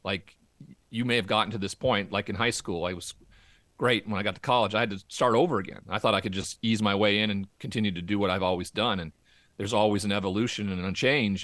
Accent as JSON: {"language": "English", "region": "Montana", "country": "United States", "tie": "born or raised there", "moved": "yes", "said": "growing up in Montana and that cowboy culture"}